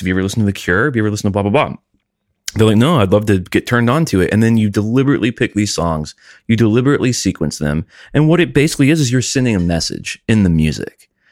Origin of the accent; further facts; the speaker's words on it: United States; I'm an American. I can't control where I was born